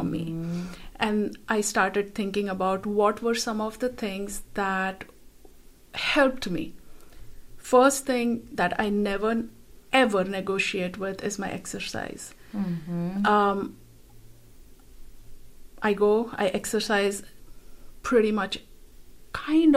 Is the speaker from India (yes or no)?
yes; India; moved away; Growing up in a culture that I grew up in India